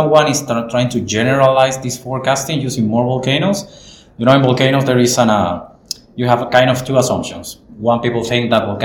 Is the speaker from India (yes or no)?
no; Chile; English is a second language; moved away as an adult; now in Christchurch, New Zealand; Hi guys, I'm a postdoc at the University of Canterbury, I'm originally from Chile